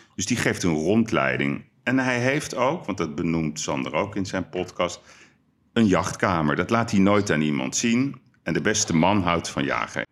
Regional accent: Amsterdam, North Holland, Netherlands; Wij zijn Amsterdammers

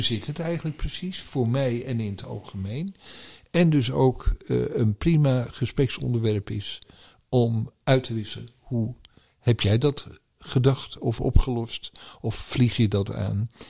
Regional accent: Netherlands; als Nederlanders

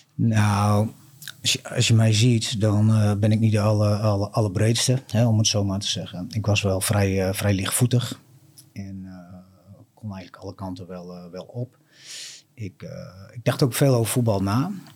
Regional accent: Appingedam, Groningen, Netherlands; Ik ben geboren in, eh, in Appingedam. En ik ben eigenlijk een rasechte Damster.

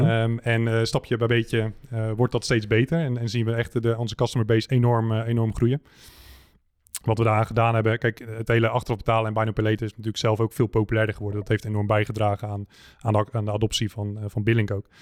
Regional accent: Netherlands; wij als Nederlanders

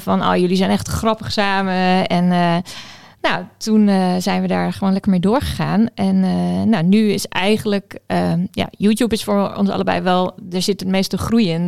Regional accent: Friesland, Netherlands; moved away as an adult; also born or lived in Amsterdam; now in Groningen, Netherlands; Ik kom eigenlijk uit Friesland en ik heb hier rechten gestudeerd.

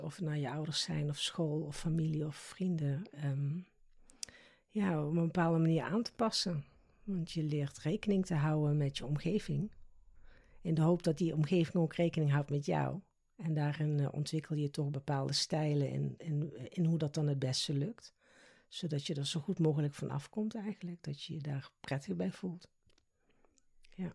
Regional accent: South Limburg, Netherlands; accent: soft G; moved away as an adult; now in The Hague, Netherlands; Dit lichaam is in Limburg geboren, zo moet ik het eigenlijk zeggen. In Zuid-Limburg, dus ik heb ook een zachte G.

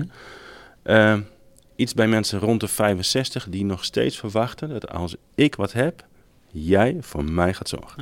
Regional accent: Friesland, Netherlands; als Friesen zeggen we

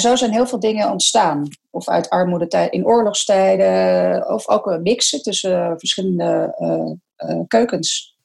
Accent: Netherlands; wij zijn als Nederlander

